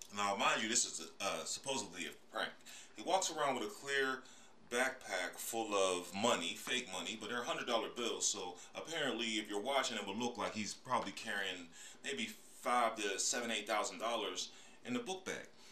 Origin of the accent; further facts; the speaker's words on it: Pittsburgh, Pennsylvania, United States; moved away as an adult; also born or lived in Atlanta, Georgia; was born and raised in Pittsburgh, Pennsylvania